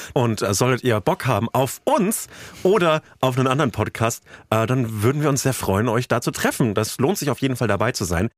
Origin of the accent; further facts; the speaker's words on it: West Germany, Germany; als Wessi